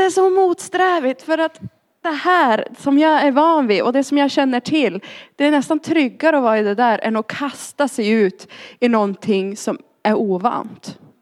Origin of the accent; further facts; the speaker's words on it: Arjeplog, Norrbotten County, Sweden; moved away; also born or lived in Linköping / London; jag kom ursprungligen från Arjeplog uppe i Lappland. Därav dialekten.